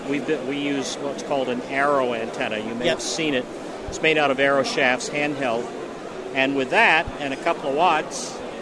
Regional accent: United States; moved away as an adult; now in Canada; I'm an American, she's Canadian. Uh-huh. I married her, she dragged me across the border, and now I live in Canada.

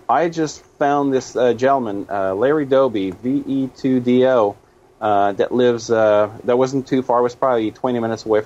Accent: Canada; now in United States; I'm originally from Canada. Uh, I I live partially in the states, and I go back uh, home uh, more often.

